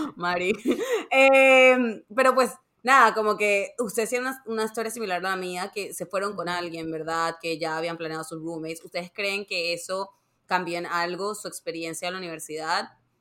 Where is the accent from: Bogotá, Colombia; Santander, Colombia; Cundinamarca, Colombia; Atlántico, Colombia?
Atlántico, Colombia; Barranquilla; moved away; also born or lived in Savannah, Georgia / New York; yo me mudé de, Barranquilla, que de donde soy, yo soy de Colombia